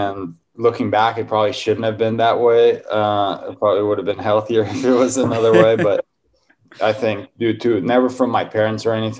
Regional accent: Cascais, Lisbon, Portugal; moved away as an adult; now in United States; I grew up in Portugal in a small town outside of Lisbon called Cascais.

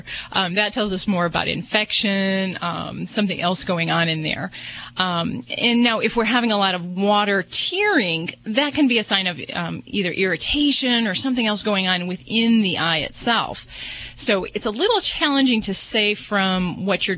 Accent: Hoosier, Indiana, United States; I'm a fellow Hi. Hoosier, too

